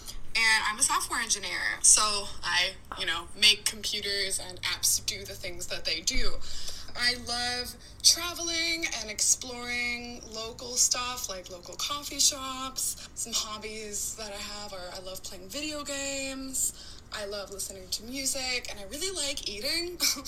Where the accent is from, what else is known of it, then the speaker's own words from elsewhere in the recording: Columbus, Ohio, United States; I'm from Columbus, Ohio. I have a Bachelor of Science in Computer Science and Engineering, and I'm a software engineer